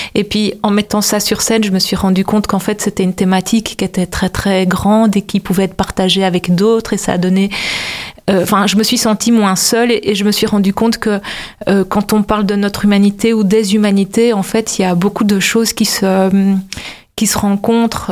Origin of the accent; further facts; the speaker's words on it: Brussels, Brussels-Capital Region, Belgium; je viens de Bruxelles, vraiment, je suis vraiment, j'habite vraiment dans le centre-ville